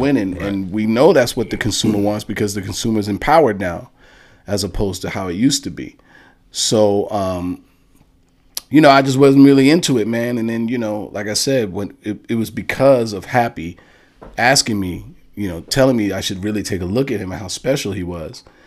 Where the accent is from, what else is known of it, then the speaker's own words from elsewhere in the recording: New York City, New York, United States; all the way from Bronx, New York